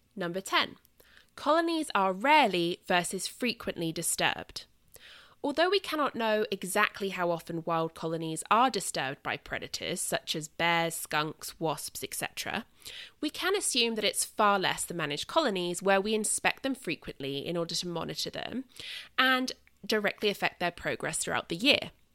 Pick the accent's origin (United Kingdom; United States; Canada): United Kingdom; southern England; accent: southern England; moved away; my accent is southern England